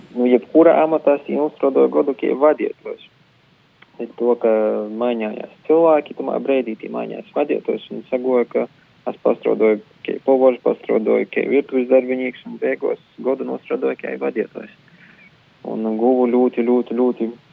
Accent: Rēzekne, Latgale, Latvia; moved away as an adult; now in Riga, Latvia; mēs abi esam no Rāzakņas ar Denisu

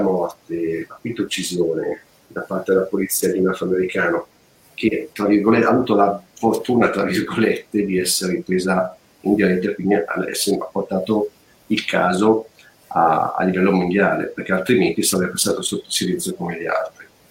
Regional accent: Lecco, Lombardy, Italy; Io sono di Lecco, dall'altro ramo del lago

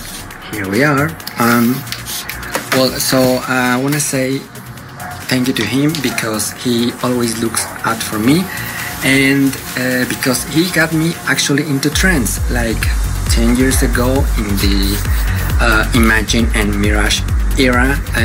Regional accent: Mexico; I'm from Mexico.

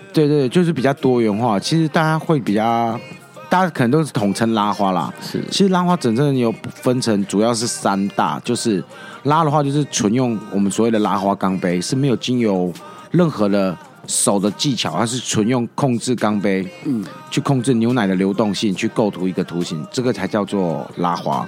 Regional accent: Taiwan; 我自己在台湾长大

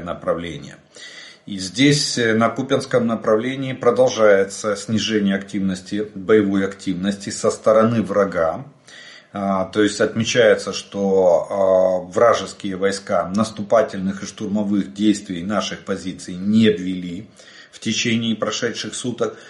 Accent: Ukraine; мы из Украины

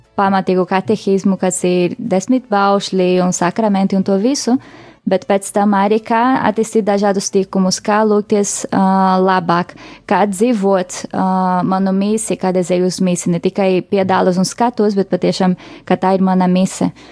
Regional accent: Rio de Janeiro, Brazil; moved away as an adult; now in Latvia; es esmu oriģināli no Brazīlijas, tur piedzimu Rio de Janeiro.

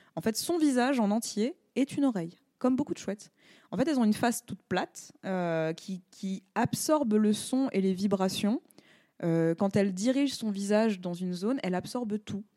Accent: France; On est Français

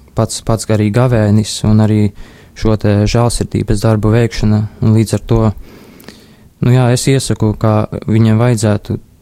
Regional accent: Līvāni, Latgale, Latvia; es esmu no Līvāniem, esmu no Līvānu Romas katoļu draudzes.

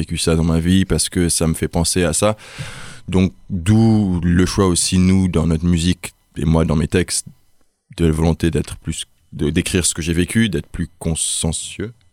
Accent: Nigeria; moved away as an adult; now in France; Moi j'ai grandi au Nigeria

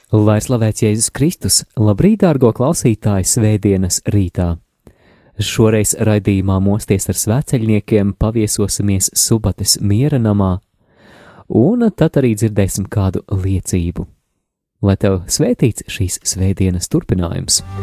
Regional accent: Daugavpils, Latgale, Latvia; es esmu no Daugavpils

